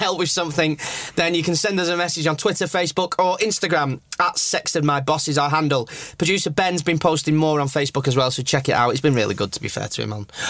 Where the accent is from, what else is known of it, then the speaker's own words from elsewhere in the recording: York, Yorkshire and the Humber, United Kingdom; born there; I was born in York.